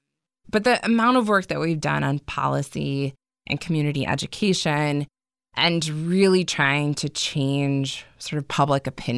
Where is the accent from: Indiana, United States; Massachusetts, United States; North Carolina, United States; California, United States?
Indiana, United States; And we talked earlier that I'm from Southern Indiana. I come from a family of farmers.